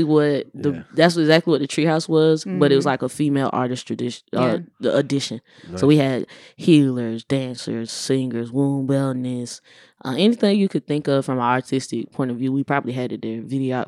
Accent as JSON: {"language": "English", "town": "El Paso", "region": "Texas", "country": "United States", "lives_now": "Bay Area, United States", "said": "I came from El Paso, Texas, like, where there was nothing around me, you know?"}